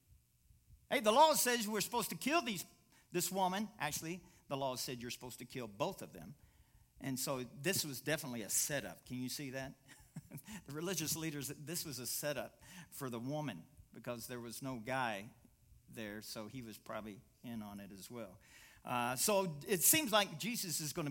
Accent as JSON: {"language": "English", "region": "Kentucky", "country": "United States", "said": "I'm from Kentucky"}